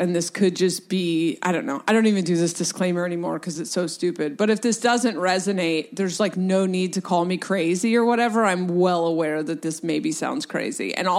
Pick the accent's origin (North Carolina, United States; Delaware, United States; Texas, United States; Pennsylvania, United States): Delaware, United States; also born or lived in Portland; now in West Coast, United States; I was born in Delaware, and then my mom moved to Portland, so then I spent my life splitting time between Delaware and Portland. So I am a very East West Coaster.